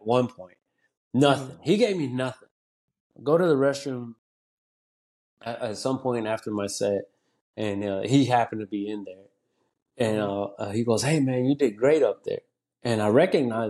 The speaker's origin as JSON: {"language": "English", "town": "Conroe", "region": "Texas", "country": "United States", "tie": "born or raised there", "also_born_or_lived": "Dallas, Texas / Willis, Texas", "first_language": "Spanish", "second_language": "English", "moved": "as an adult", "lives_now": "Austin, United States", "said": "I grew up in the Conroe area"}